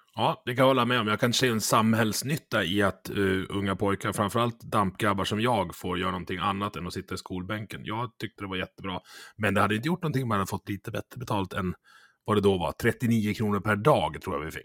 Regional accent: Dalarna County, Sweden; jag är ju från Dalarna

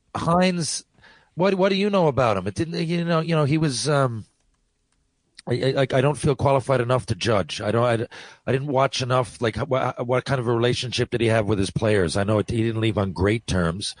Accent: St. John's, Newfoundland and Labrador, Canada; my hometown

